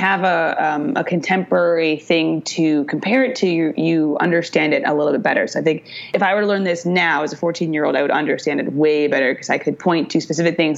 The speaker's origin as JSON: {"language": "English", "town": "Chicago", "region": "Illinois", "country": "United States", "said": "I'm from Chicago, but I'm from a suburb, a pretty liberal suburb"}